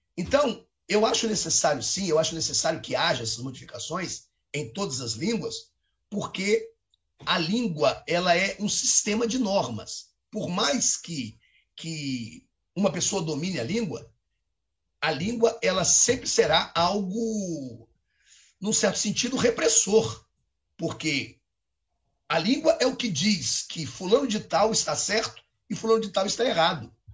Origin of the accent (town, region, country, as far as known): Brazil; accent: Brazilian